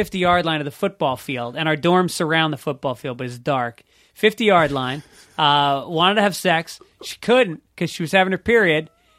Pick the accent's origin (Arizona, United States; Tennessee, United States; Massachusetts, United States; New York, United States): New York, United States; also born or lived in Boston; I'm from New York.